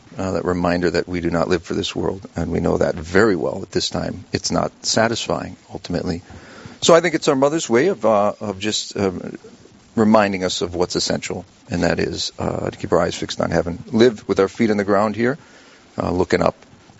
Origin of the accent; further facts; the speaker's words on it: United States; moved away as an adult; also born or lived in Rome, Italy; This is my hometown. Born and raised in this beautiful city. Graduated from St. Mary's Central High School at the age of 18